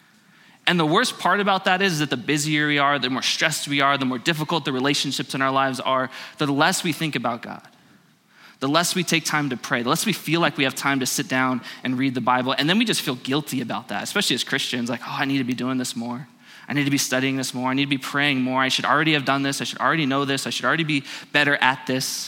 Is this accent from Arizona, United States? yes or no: yes; Phoenix, Arizona, United States; I grew up in Phoenix